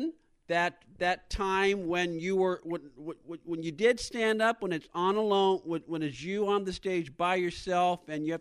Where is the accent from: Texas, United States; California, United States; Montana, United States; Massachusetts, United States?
California, United States; San Francisco; I grew up in San Francisco